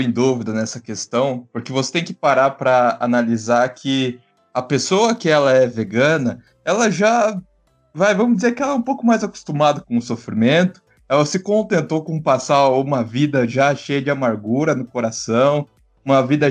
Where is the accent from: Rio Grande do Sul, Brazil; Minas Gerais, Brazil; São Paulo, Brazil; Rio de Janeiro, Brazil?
São Paulo, Brazil; Eu sou paulista